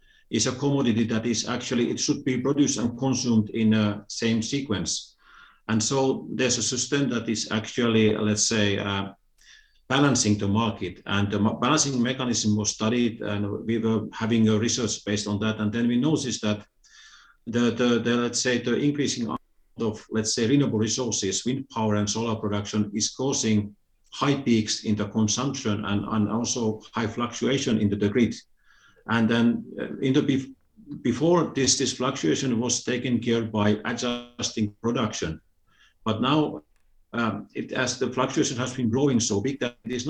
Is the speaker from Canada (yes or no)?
no; Finland; I'm originally from Finland